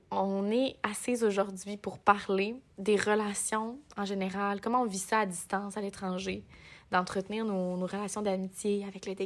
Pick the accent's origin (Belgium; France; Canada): Canada; Quebec; moved away as an adult; chez nous au Québec.